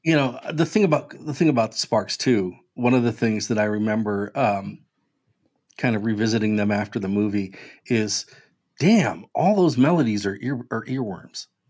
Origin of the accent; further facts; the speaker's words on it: United States; also born or lived in Brooklyn; as an American